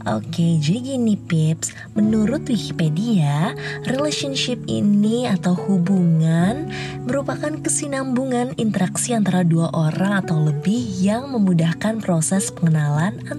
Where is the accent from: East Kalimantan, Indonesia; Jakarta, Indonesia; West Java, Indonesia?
Jakarta, Indonesia; born there; now in Bogor, Indonesia; Aku lahir di Jakarta 13 Agustus 2000.